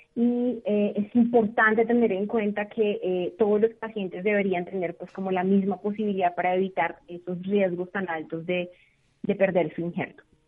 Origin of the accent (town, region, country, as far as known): Colombia